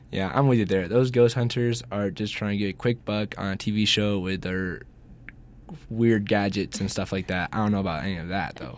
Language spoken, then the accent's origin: English; Georgia, United States; I'm from Georgia